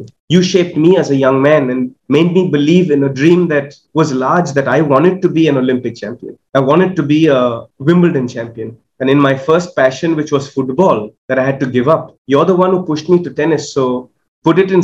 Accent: Kolkata, West Bengal, India; growing up in Calcutta

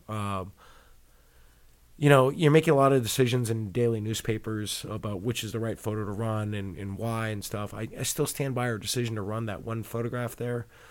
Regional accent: Boston, Massachusetts, United States; I grew up in Boston

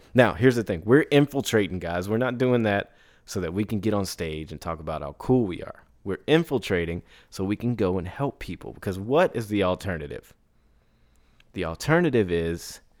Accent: Ireland; I'm from Ireland, so a lot of creator funds aren't open to Irish creators.

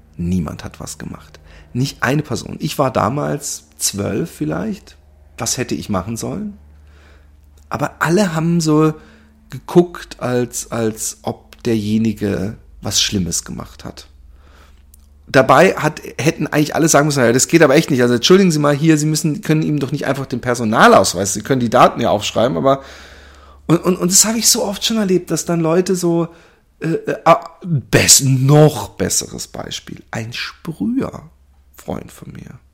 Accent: Germany; ich bin ja Deutscher

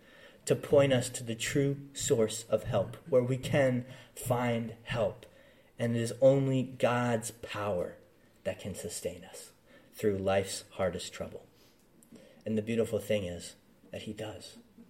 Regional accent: United States; I'm from the Philly area. I grew up an hour and a half outside of Philly, so general Philly area

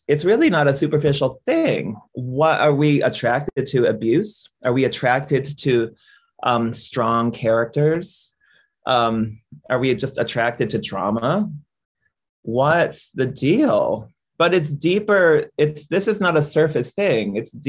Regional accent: India; I came back to India. I was from India and I was broke.

